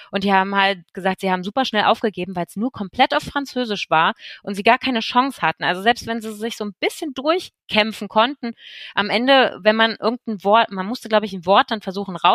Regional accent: Berlin, Germany; Ich bin ja auch aus Berlin und hier sehen wir uns nie, aber dort verbringt man Zeit zusammen.

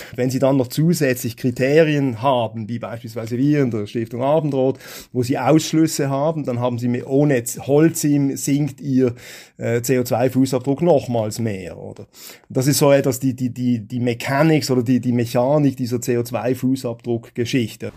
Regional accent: Switzerland; bei uns in der Schweiz

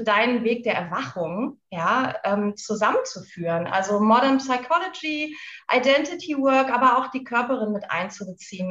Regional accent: Lüneburg Heath, Lower Saxony, Germany; moved away as an adult; wohne in der schönen Lüneburger Heide, nachdem ich ein ziemlich aufregendes Leben geführt habe. Eigentlich immer unterwegs war, habe ich irgendwann gedacht, okay, jetzt muss ich was verändern. Bin in die Heide gezogen, meine alte Heimat

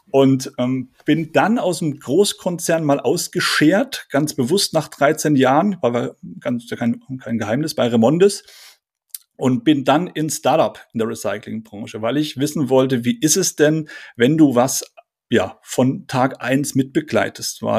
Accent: Bavaria, Germany; accent: Franconian; ich bin aufgewachsen in Oberfranken, also bin, bin Franke, habe den Dialekt äh, ausgeblendet.

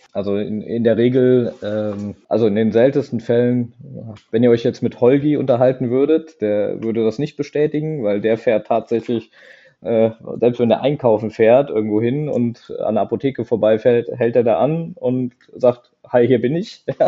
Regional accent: Eifel, Rhineland-Palatinate, Germany; komme ich eigentlich aus der Eifel, aus der wunderschönen Eifel, direkt vom Nürburgring oder, ähm, oder die Dauner Mare sind vielleicht ein Begriff

